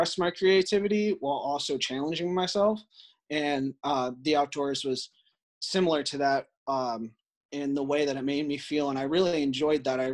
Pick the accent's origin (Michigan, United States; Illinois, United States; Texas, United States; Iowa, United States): Illinois, United States; North Central; I grew up in North Central Illinois